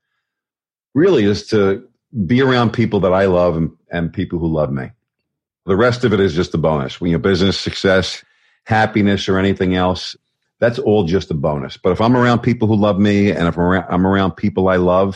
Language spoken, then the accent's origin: English; New York, United States; now in Raleigh, United States; I was born and raised in New York. I know my accent does